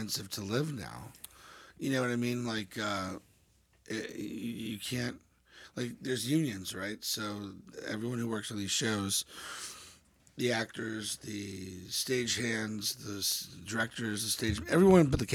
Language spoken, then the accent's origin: English; Dallas, Texas, United States; now in New York, United States; I'm from the Dallas area